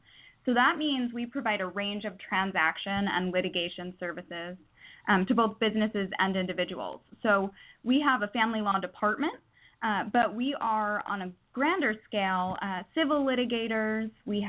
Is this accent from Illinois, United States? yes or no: no; New York, United States; moved away as an adult; now in California, United States; Well, I moved to California from New York for law school in San Diego, so I'm direct and efficient.